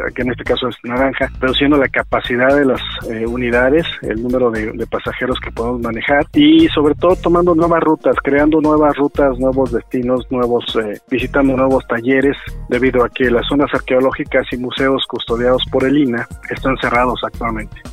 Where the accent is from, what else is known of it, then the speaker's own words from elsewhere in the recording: Oaxaca, Mexico; mis paisanos se interesen por toda la historia que tenemos aquí en Oaxaca